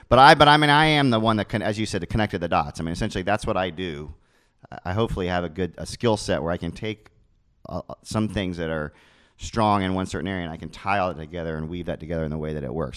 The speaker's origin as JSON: {"language": "English", "town": "Orlando", "region": "Florida", "country": "United States", "tie": "born or raised there", "said": "I grew up in College Park"}